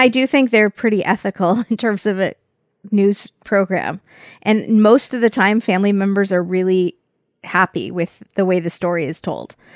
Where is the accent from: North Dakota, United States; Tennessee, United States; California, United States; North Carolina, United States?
California, United States; from California